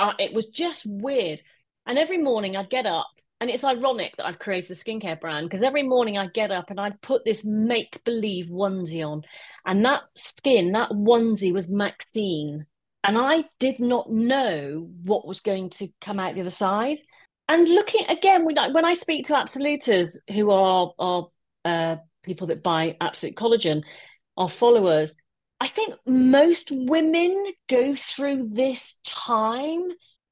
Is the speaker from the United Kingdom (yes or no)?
yes; Wolverhampton, West Midlands, United Kingdom; Wolverhampton, which is my hometown where I live